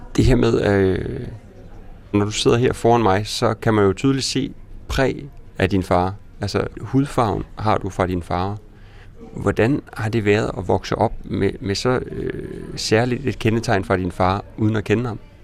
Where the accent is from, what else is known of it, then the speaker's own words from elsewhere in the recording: Sønder Felding, Central Denmark Region, Denmark; moved away; var jeg hjemme i Sønderfælling for at besøge min mor